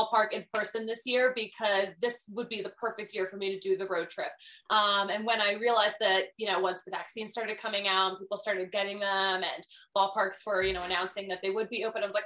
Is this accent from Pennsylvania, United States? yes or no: yes; Philadelphia, Pennsylvania, United States; moved away as an adult; also born or lived in Connecticut; I'm from Philadelphia, the most intense sports town on the face of this earth.